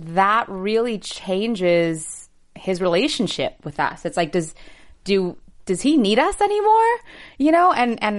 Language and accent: English; Seattle, Washington, United States; first language English; I'm from Seattle originally